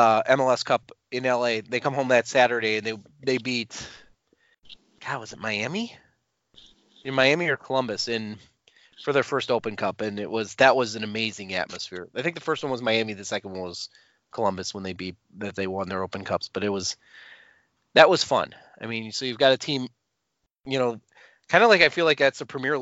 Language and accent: English; England, United Kingdom; now in United States; As an English expat